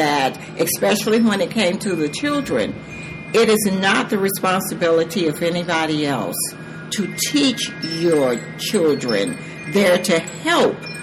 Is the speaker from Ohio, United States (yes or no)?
no; Georgia, United States; moved away as an adult; also born or lived in San Diego, California; now in South Carolina, United States; I am originally from Georgia, but my husband and I married early, and he joined the military, so we toured with him in a number of different countries and states